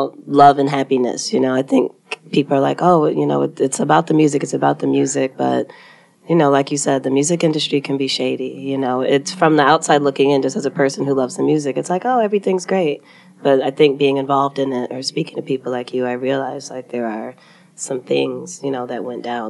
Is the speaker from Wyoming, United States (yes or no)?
no; Rochester Hills, Michigan, United States; also born or lived in Detroit; I grew up in Rochester Hills. My family is all from Detroit. I was born in Detroit.